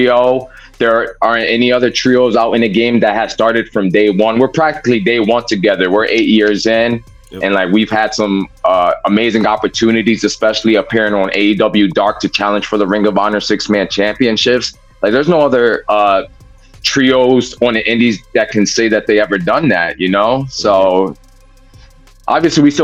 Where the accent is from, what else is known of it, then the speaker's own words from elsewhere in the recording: New Jersey, United States; we're from Jersey